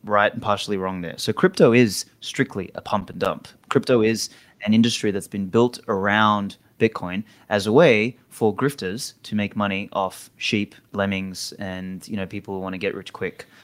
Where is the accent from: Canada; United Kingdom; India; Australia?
Australia; moved away; I'm Australian